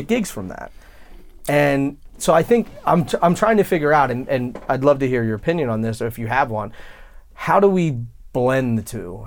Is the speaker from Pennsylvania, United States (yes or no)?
yes; West Chester, Pennsylvania, United States; my hometown, so I grew up, like, outside of Philadelphia, and there was a town, Westchester, Pennsylvania